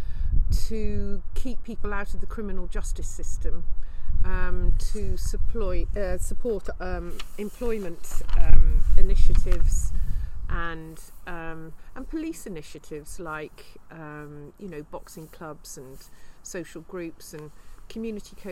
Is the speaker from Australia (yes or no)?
no; Cambridge, East of England, United Kingdom; moved away as an adult; now in Herefordshire, United Kingdom; I was born in Cambridge. I'm a blow-in. I'm 60 now and I lived here for over 40 years